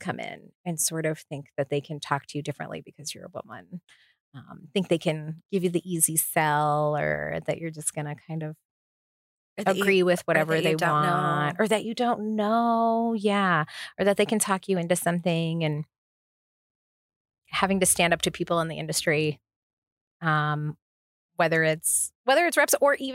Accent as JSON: {"language": "English", "region": "Massachusetts", "country": "United States", "tie": "born or raised there", "also_born_or_lived": "South Florida", "moved": "yes", "lives_now": "Las Vegas, United States", "said": "I grew up in Massachusetts"}